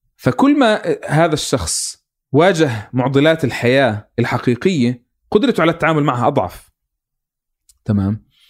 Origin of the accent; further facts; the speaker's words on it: Palestine; انا يعني كفلسطيني